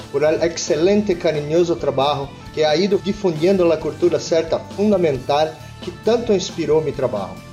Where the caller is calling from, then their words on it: Brazil; Spanish is a second language; de Brasil.